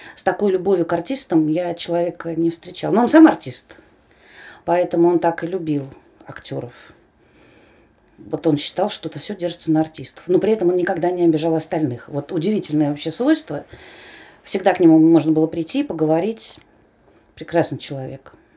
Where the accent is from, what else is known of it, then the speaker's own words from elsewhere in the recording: Moscow, Russia; я москвичка